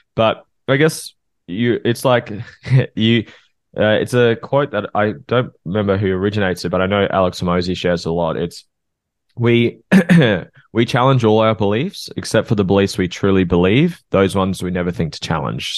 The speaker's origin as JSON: {"language": "English", "country": "Norfolk Island", "said": "I'm from North Oak Island, which is a small island between Australia and New Zealand"}